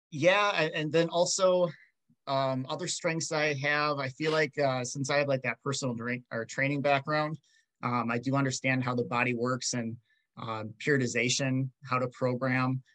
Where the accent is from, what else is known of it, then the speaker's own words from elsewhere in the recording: Rochester, Minnesota, United States; I'm from Rochester, Minnesota. I went to Rochester Mayo